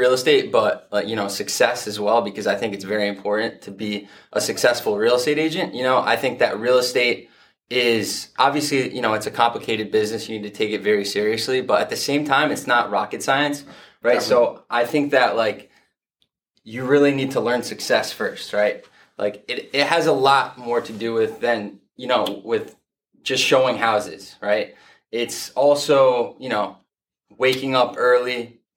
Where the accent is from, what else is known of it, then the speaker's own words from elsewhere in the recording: Fairfield, Connecticut, United States; I grew up in Fairfield, Connecticut.